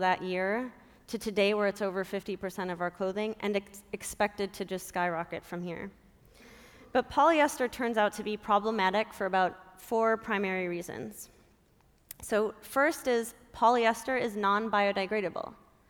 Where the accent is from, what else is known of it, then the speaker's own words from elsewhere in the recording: Minnesota, United States; I grew up in Minnesota